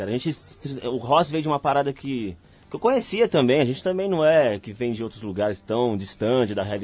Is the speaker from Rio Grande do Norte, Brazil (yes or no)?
no; Osasco, São Paulo, Brazil; Eu vim de Osasco, é periferia mais industrial.